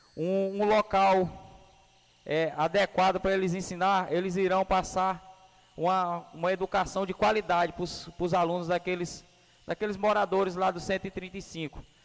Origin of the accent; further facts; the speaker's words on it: Pará, Brazil; lá onde eu aonde eu nasci, que foi lá no 125